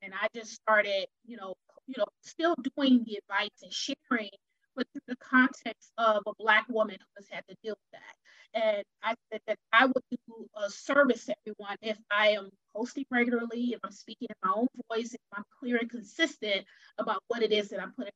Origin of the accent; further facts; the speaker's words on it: Wisconsin, United States; I'm originally from Wisconsin